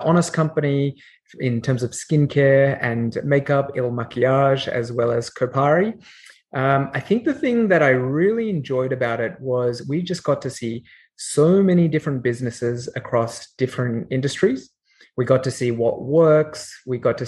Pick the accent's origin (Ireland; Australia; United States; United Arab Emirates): Australia; Canberra, Australian Capital Territory; accent: Australian; moved away; also born or lived in Sydney; I'm Australian by origin, as you can tell from my accent. I grew up in Canberra and Sydney.